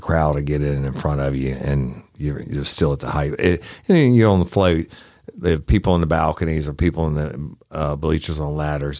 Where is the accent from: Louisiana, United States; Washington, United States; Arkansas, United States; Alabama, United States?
Louisiana, United States; New Orleans; I was raised in New Orleans on the parades and everything else.